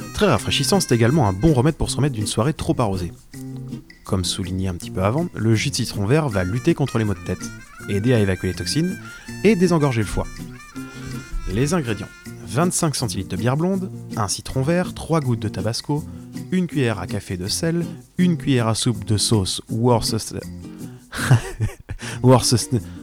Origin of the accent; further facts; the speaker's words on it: Brittany, France; de revenir par chez moi en Bretagne